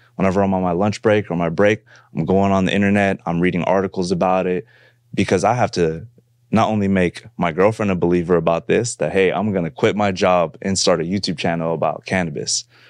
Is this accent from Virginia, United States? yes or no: no; San Francisco, California, United States; I grew up in, uh, the Bay Area. I'm from San Francisco, California.